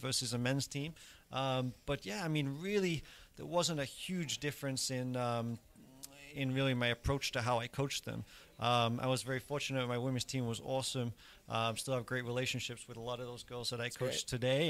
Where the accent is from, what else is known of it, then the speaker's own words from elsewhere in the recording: England, United Kingdom; moved away; I grew up in England, and you know we have Wimbledon